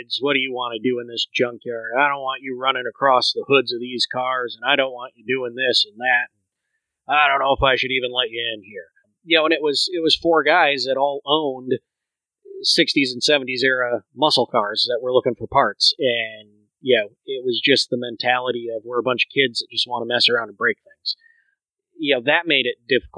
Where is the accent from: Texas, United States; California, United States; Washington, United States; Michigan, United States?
Michigan, United States; I grew up in Michigan